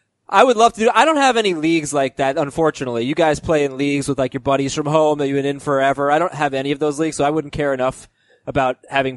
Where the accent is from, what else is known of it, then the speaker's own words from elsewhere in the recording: Florida, United States; moved away; also born or lived in New York; I grew up in Florida, Nick. I was a Floridian.